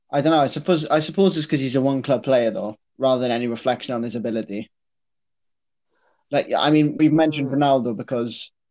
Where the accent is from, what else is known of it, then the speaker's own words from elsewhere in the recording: Wales, United Kingdom; particularly as, as a Welsh football fan, I mean that that was back in the days where we were completely incapable of qualifying for any sort of tournament.